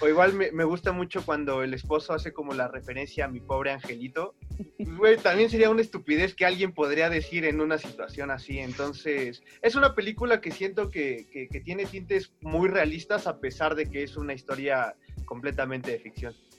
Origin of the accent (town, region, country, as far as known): Mexico